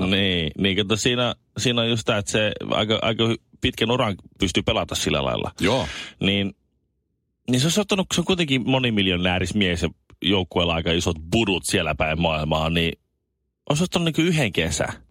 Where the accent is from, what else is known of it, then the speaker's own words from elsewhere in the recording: Colombia; Finnish is a second language; now in Finland; Ja mä oon Kolumbiasta kotoisin ja mä en oikein haluaisi mennä sinne Kolumbian takaisin.